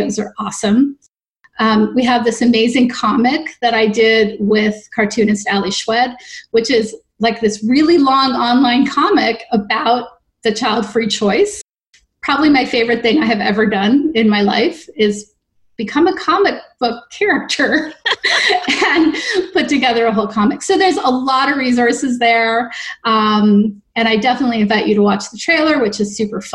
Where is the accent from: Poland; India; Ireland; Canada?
Canada; now in New York City, United States; I am a Canadian